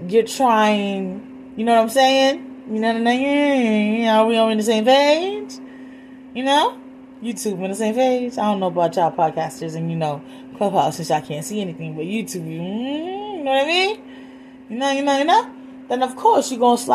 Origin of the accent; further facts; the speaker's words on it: Puerto Rico; moved away; my hometown in Puerto Rico